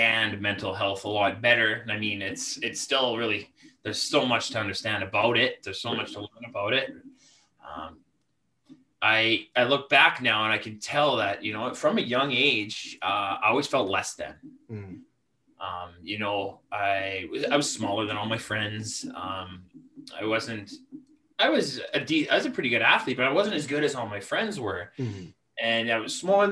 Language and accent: English; Canada; I am from the Great White North on the West Coast, closer to Vancouver, in between Vancouver and Calgary